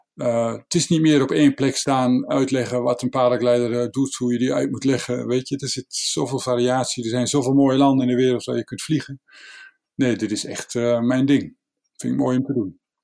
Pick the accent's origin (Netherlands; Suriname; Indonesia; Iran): Netherlands; Wij Nederlanders